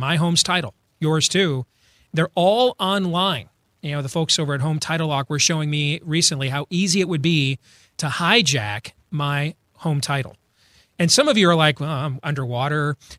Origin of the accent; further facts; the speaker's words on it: Iowa, United States; So my home state of Iowa